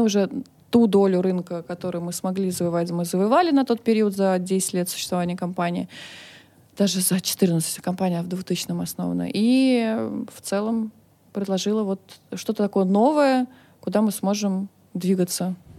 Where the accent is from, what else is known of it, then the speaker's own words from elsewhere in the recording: Moscow, Russia; Я родилась в Москве, э, училась в хороших э, учреждениях